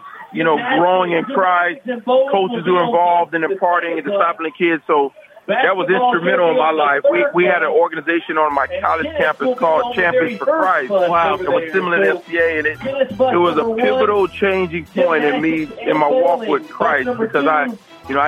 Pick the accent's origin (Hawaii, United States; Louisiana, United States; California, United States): California, United States; Los Angeles; I'm originally from Los Angeles